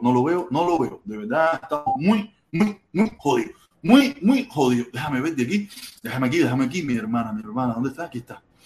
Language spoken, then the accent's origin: Spanish; Cuba; yo que soy cubano